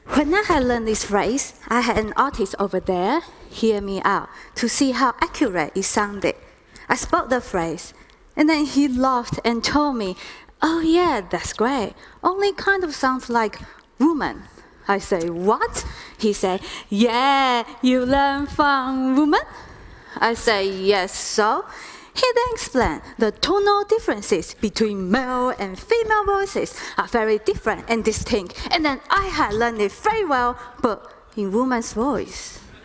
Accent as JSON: {"language": "English", "area": "near Manchester", "region": "North West England", "country": "United Kingdom", "tie": "born or raised there", "accent": "northern", "said": "I was born and raised near Manchester in England"}